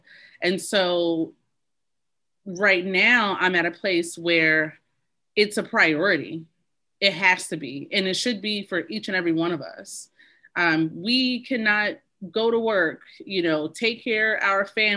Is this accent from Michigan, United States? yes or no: no; Baltimore, Maryland, United States; I grew up in Baltimore City, was raised by a single mother